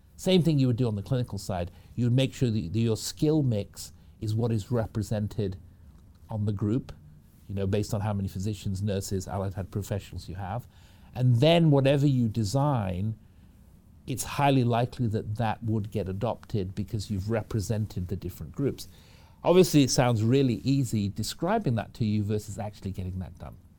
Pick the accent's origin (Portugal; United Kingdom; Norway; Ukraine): United Kingdom; Manchester, North West England; moved away as an adult; now in United States; I was raised in the United Kingdom from Manchester in the U K. That's where I grew up, came over to the U S when I was about eighteen